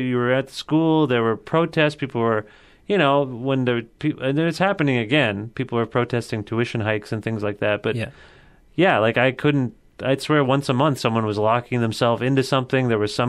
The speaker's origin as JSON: {"language": "English", "town": "Cambridge", "region": "Ontario", "country": "Canada", "also_born_or_lived": "Guelph", "said": "I'm from Cambridge."}